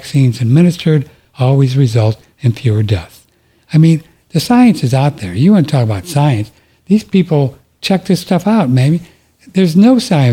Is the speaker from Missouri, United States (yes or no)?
yes; St. Louis, Missouri, United States; I'm from St. Louis. I was born in St. Louis, so Budweiser was the big beer out of St. Louis